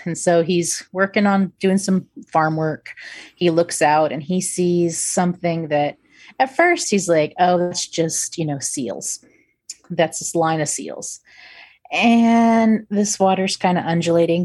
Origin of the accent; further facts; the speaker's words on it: United States; I'm American